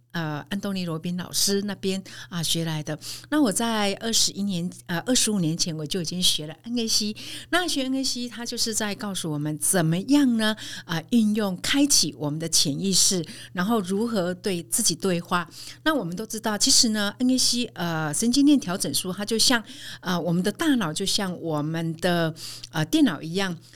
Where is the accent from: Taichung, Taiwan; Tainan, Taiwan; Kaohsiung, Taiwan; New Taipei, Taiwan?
Kaohsiung, Taiwan; 我来自高雄田寮的一个农村。那，呃，小时候呢，呃，家里有七个孩子，那爸爸妈妈非常辛苦务农，帮我们抚养长大